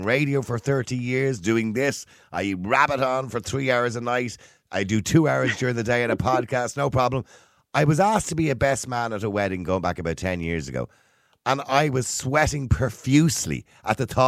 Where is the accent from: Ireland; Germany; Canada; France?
Ireland; Us Irish